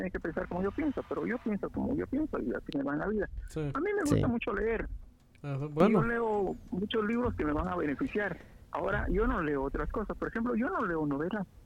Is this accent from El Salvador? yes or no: no; Sera, Guatemala; now in Guatemala City, Guatemala; yo, yo nací en Sera y crecí en Sera casi toda, hasta los 20 años.